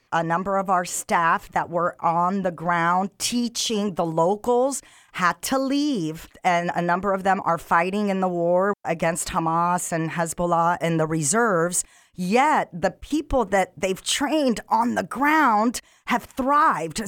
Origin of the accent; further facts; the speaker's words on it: Egypt; moved away; I'm African. I'm originally from Egypt